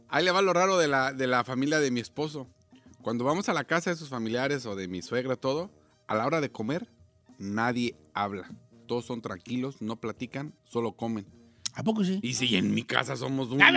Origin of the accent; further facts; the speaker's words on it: Zacatecas, Mexico; Y pues yo soy de Zacatecas y esa madre